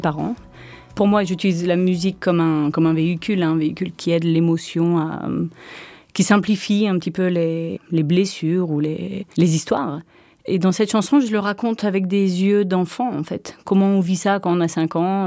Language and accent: French; Switzerland; j'ai grandi dans un château en Suisse, euh, au château de Montcheron